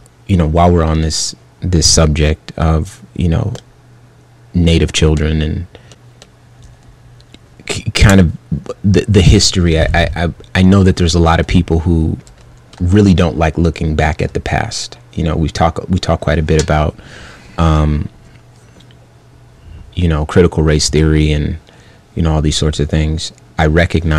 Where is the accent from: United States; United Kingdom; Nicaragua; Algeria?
United States; Phoenix, Arizona; growing up in Phoenix, Arizona